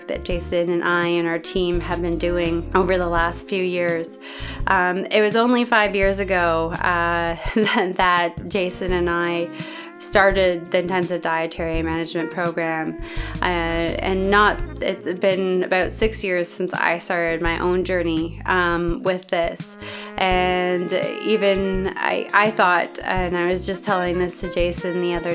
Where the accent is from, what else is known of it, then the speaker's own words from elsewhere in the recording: Canada; I am Canadian